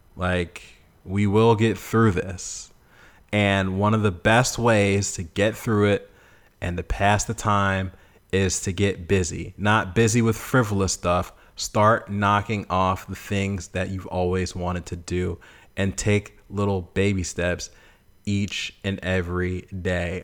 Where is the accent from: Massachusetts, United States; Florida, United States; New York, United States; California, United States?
Massachusetts, United States; Boston; moved away as an adult; now in Memphis, United States; I'm from Boston